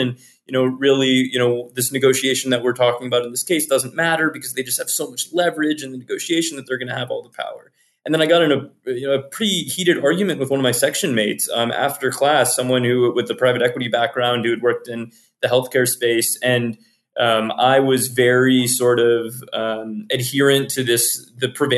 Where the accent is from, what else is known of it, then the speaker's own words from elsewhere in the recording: Virginia, United States; moved away; as an EMT in my hometown in Virginia